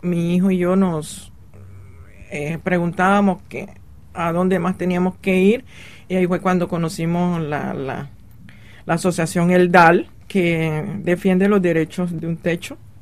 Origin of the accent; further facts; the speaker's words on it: Colombia; moved away as an adult; also born or lived in Paris, France; now in Nanterre, France; soy colombiana, eh, llevo cinco años de estar en París.